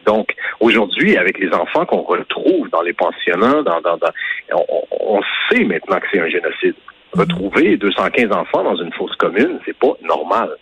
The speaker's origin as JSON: {"language": "French", "region": "Quebec", "country": "Canada", "said": "en tant que Québécois, en tant que Canadien"}